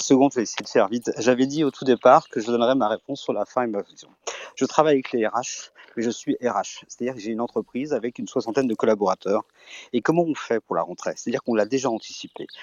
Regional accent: Belgium; also born or lived in Brittany; je suis breton et belge surtout

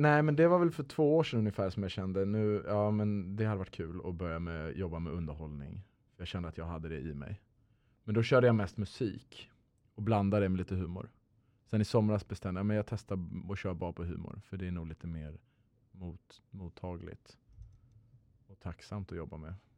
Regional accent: Luxembourg; moved away as an adult; also born or lived in Lund, Sweden; now in Stockholm, Sweden; född och uppväxt i Luxemburg

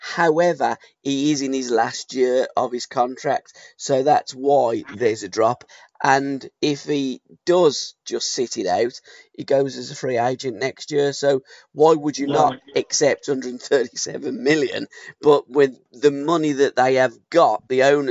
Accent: Kingshurst, West Midlands, United Kingdom; now in Bartley Green, United Kingdom; I'm from Kingshurst and Chamsley Wood.

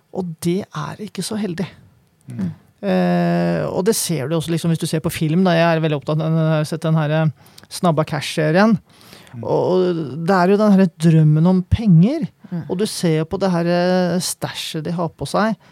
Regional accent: Kløfta, Akershus, Norway; now in Oslo, Norway; jeg kommer jo fra Kløfta. Der var det ikke så mye å bruke penger på, men vi hang jo på Romerikssenteret jeg var liten

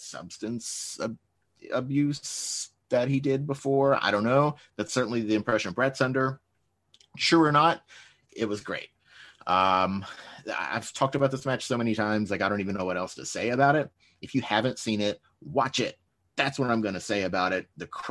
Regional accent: United States

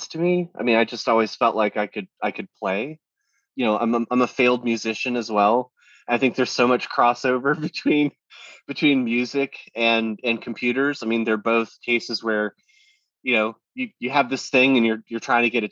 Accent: Florida, United States; I was a kid, I didn't have any money, and I was growing up in Florida

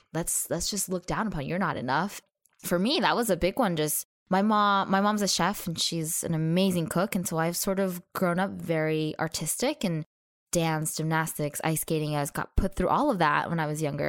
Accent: Arcadia, California, United States; also born or lived in Brazil / Orange County, California; I did mainly grow up in Arcadia, California, which is close to Pasadena

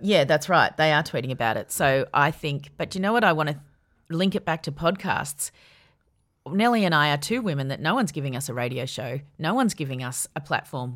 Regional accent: Yarra Valley, Victoria, Australia; I grew up in the Yarra Valley

